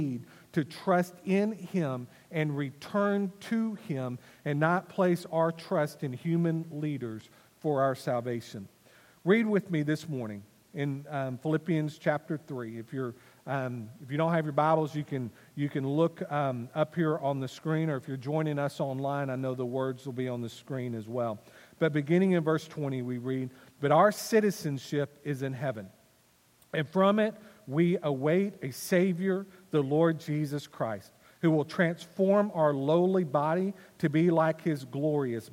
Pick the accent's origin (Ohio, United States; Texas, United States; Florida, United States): Texas, United States; Wylie; I was born on December the 28th, 1972, in Wiley, Texas